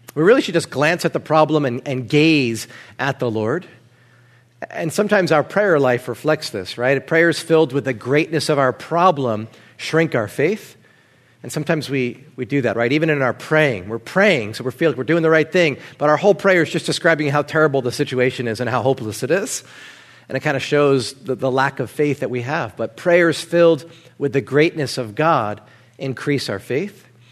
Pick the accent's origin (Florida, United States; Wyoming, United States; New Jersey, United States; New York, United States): New Jersey, United States; moved away; I'm from Jersey